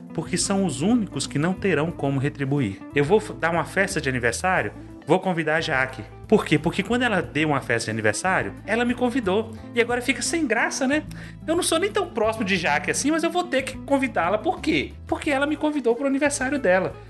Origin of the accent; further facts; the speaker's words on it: Carlos Chagas, Minas Gerais, Brazil; eu sou de uma cidade do interior, Carlos Chagas, Minas Gerais